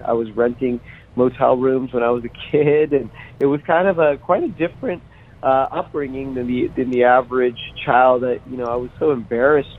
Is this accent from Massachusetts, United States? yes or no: no; Las Vegas, Nevada, United States; I grew up on Fremont Street in the middle of Vegas